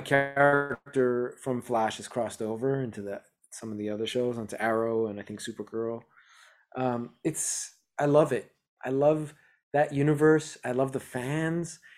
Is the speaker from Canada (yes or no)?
yes; Montreal, Quebec, Canada; I grew up in Montreal, Canada